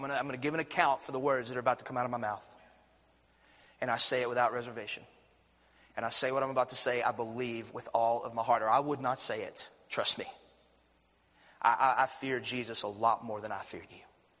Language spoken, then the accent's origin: English; Athens, United States; I had 1,000 people going to my church growing up in Athens.